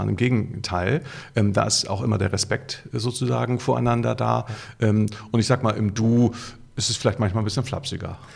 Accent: Hamburg, Germany; das ist in als Hamburger ist Vorname und äh, Sie eine Dienstbotenanrede.

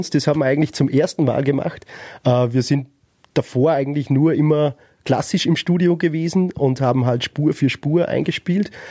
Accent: Upper Austria, Austria; Ich meine, wir kommen aus, Öster aus Oberösterreich, vielleicht, wenn man direkt aus Wien ist, vielleicht hat man es da ein bisschen leichter.

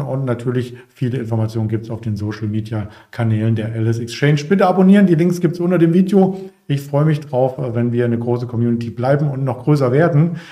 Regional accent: East Germany, Germany; ich komme übrigens auch aus den neuen Bundesländern

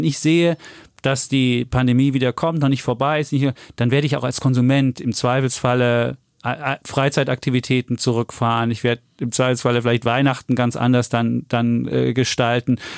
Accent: Franconia, Bavaria, Germany; Ich bin der Franke übrigens, gell?

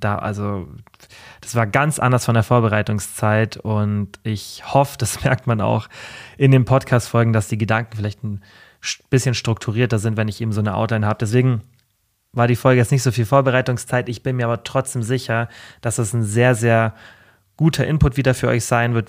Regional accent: Germany; also born or lived in Allgäu; ich bin in Deutschland geboren

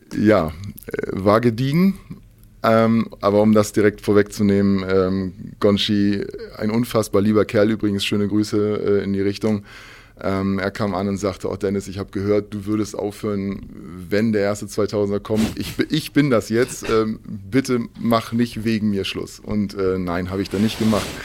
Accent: Hamburg, Germany; Ich bin in Hamburg geboren

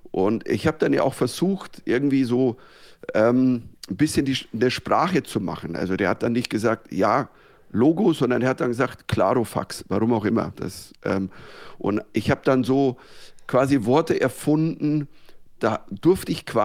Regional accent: Bavaria, Germany; accent: Bavarian; ich habe halt einen bayerischen Dialekt

